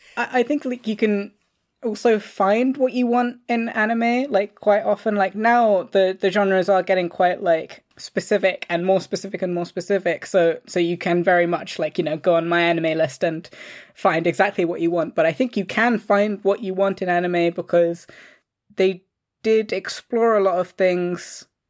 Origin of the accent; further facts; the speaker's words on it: London, United Kingdom; I grew up in London